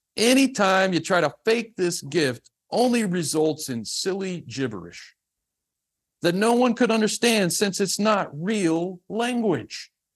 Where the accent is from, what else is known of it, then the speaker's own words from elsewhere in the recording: the South, United States; I'm from the South